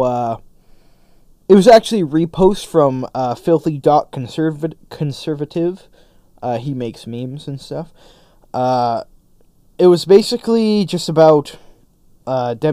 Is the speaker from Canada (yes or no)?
yes; Canada; my general rights and freedoms as a Canadian citizen